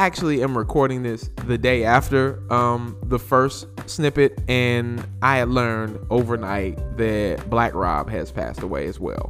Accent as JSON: {"language": "English", "region": "North Carolina", "country": "United States", "said": "I'm from North Carolina"}